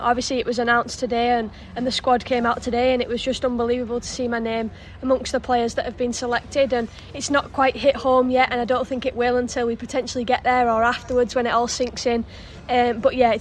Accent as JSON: {"language": "English", "region": "England", "country": "United Kingdom", "said": "I'm obviously English"}